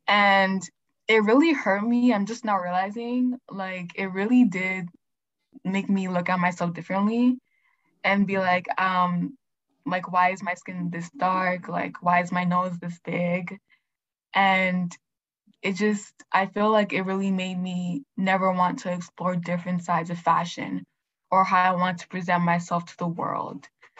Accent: Nigeria; I was also raised by, like, West African parents. Like, I'm Nigerian.

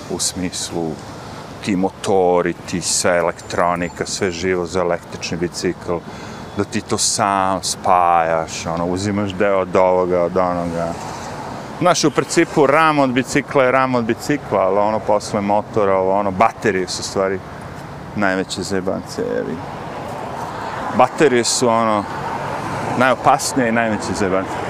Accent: Smederevo, Serbia; now in New York, United States; ja sam iz Smedra

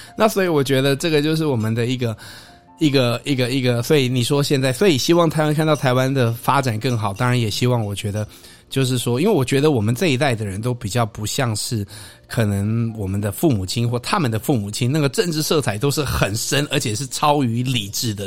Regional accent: Canada; moved away; also born or lived in Taiwan; 在加拿大长大的台湾人啊，因为我就觉得我始终是一个台湾人

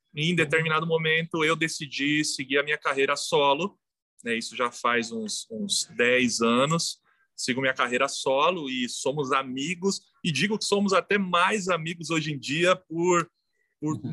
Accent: São Paulo, Brazil; eu nasci em São Mateus. Sou cria de São Mateus

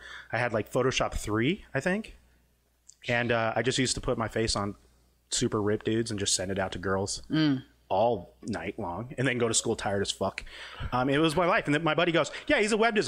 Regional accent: Las Vegas, Nevada, United States; also born or lived in Toronto, Canada / Seattle, United States; I'm originally from Toronto, but I grew up in Vegas. I moved here when I was three

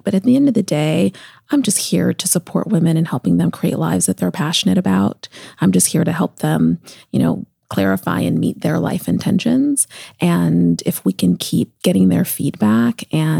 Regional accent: Seattle, Washington, United States; now in New York, United States; Seattle's my hometown.

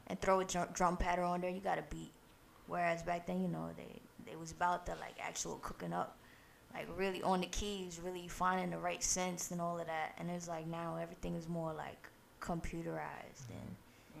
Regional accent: New York City, New York, United States; born or raised there; also born or lived in Guyana

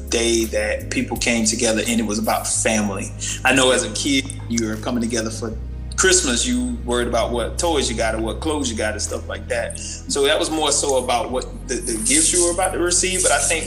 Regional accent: Sanford, Florida, United States; also born or lived in DMV (Washington, D.C. area); now in Washington, D.C. area, United States; I was from Sanford

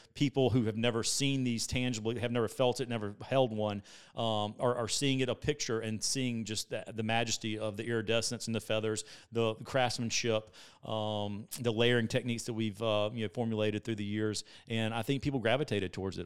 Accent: Columbia, South Carolina, United States; I'm from Columbia, South Carolina, freshwater

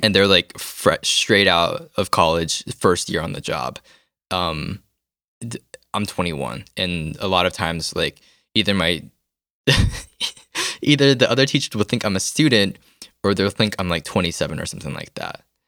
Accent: United States; moved away as an adult; now in South Korea; I'm from America too

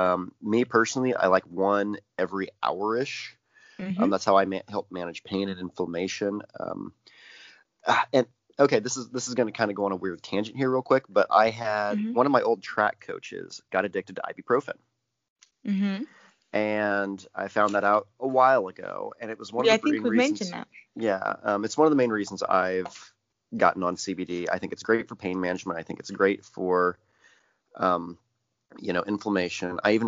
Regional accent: Indiana, United States; from Indiana. We're backwards, okay? Illinois was always like Indiana's Canada for me growing up.

